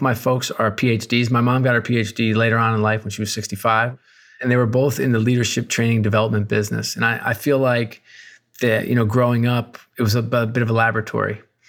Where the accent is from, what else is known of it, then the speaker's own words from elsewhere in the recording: Newburgh, New York, United States; also born or lived in Worcester, Massachusetts / Akron, Ohio; I was born in Worcester, Massachusetts, and then moved to beautiful Akron, Ohio. And then to top off with the trifecta, I ended up spending most of my time in Newburgh, New York. And so three relatively depressed towns.